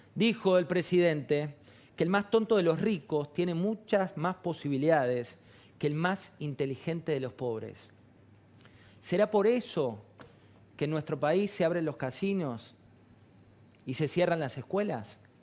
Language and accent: Spanish; Argentina; somos los mismos argentinos los que vamos a seguir viviendo